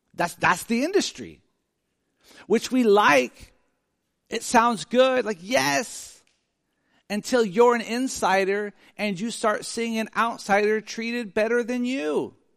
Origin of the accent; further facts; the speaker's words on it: Sacramento, California, United States; I grew up in South Sacramento